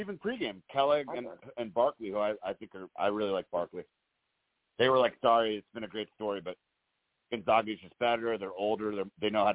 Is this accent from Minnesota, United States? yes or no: no; Connecticut, United States; they're my home state.